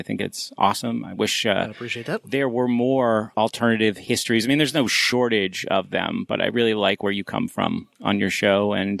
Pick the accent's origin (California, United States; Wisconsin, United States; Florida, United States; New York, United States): Florida, United States; Miami-Fort Lauderdale area, South; born or raised there